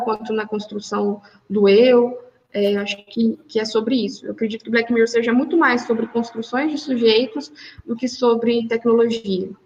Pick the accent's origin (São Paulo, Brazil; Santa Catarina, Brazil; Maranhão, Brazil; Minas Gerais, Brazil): Minas Gerais, Brazil; Poços de Caldas; also born or lived in Belo Horizonte; eu sou de Poços de Caldas, fiz meu mestrado na PUC de BH